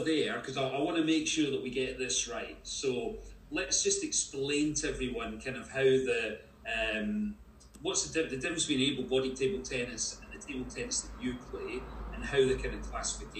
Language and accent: English; Paisley, Scotland, United Kingdom; Martin is from Paisley, where I come from as well. I was born in Paisley in 1962